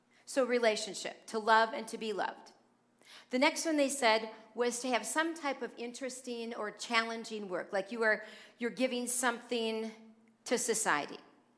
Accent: New Jersey, United States; born there; also born or lived in Philadelphia / Madison, Wisconsin; now in Oconomowoc, United States; I've always grown up in northern states. Okay, I was born in New Jersey. And then we moved to Philadelphia, and then I moved to Madison, Wisconsin. Then I went to college in Wisconsin, and then on to our present home here in Oconomowoc.

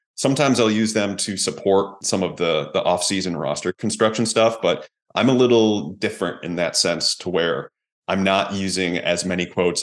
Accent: Hamburg, New York, United States; also born or lived in Buffalo, New York / Florida; I'm a kid from Hamburg, New York

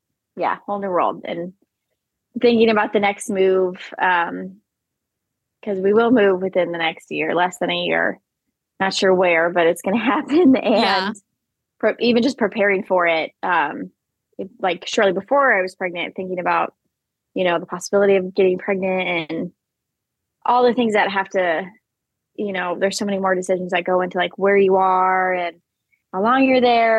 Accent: Iowa, United States; moved away as an adult; also born or lived in Nebraska / Stafford, Virginia / Pensacola, Florida / San Diego, California; now in North Carolina, United States; I grew up in Iowa in the same town, lived in the same house for 20 years and then, you know, moved to Nebraska

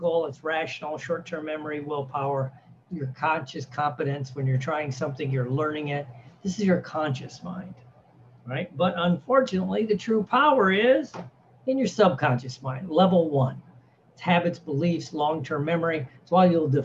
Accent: Midwest, United States; I was raised in the Midwest

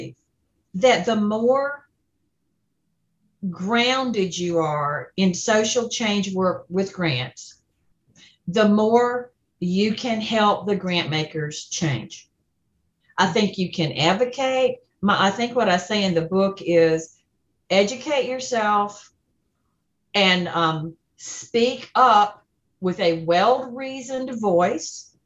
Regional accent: Deep South, United States; my hometown in the Deep South

